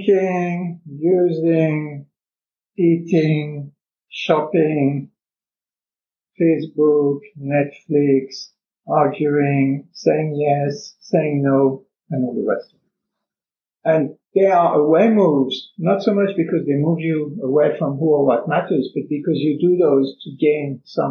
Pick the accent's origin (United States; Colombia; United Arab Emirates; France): France; now in Canada; I come from France, I'm now in Canada